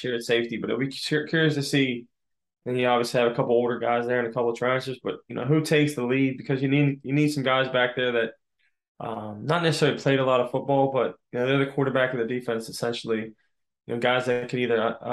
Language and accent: English; Pittsburgh, Pennsylvania, United States; also born or lived in Philadelphia, United States; we came to Pittsburgh, my hometown